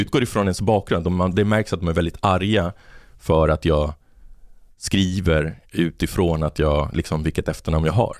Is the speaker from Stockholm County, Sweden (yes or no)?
yes; Botkyrka, Stockholm County, Sweden; moved away as an adult; also born or lived in Argentina / Malmö; där jag växte upp i Botkyrka